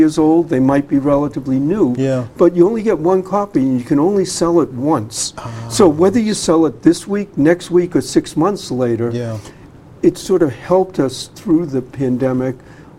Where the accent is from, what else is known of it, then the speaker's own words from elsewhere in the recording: Boston, Massachusetts, United States; I grew up in Dorchester.